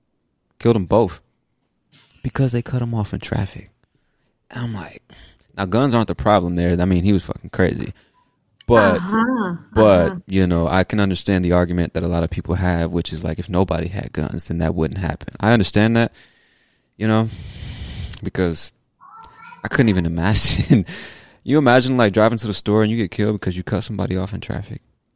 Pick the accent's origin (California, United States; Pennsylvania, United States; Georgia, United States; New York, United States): California, United States; I was like, I came from California. That's not something you see.